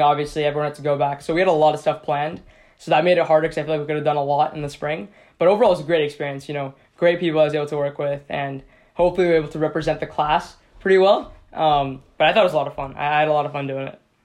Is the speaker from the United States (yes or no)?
yes; Seattle, Washington, United States; I'm from Seattle, Washington as well